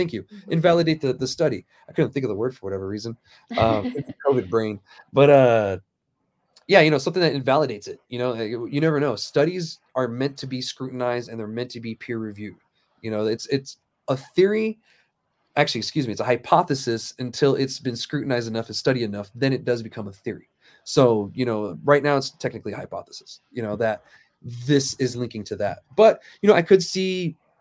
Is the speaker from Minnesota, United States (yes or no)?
no; Alamogordo, New Mexico, United States; also born or lived in Germany; I grew up in Alamogordo